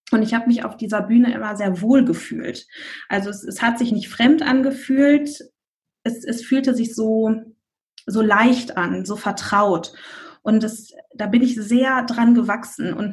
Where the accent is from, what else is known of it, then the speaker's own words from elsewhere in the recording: North Rhine-Westphalia, Germany; ich komme aus der Nähe von Bonn